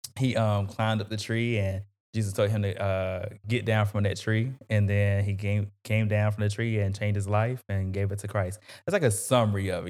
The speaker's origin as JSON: {"language": "English", "town": "North Augusta", "region": "South Carolina", "country": "United States", "tie": "born or raised there", "said": "grew up in North Augusta"}